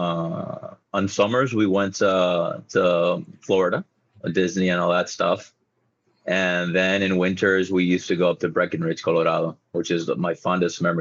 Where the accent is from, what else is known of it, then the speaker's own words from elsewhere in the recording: La Romana, Dominican Republic; La Romana, or my hometown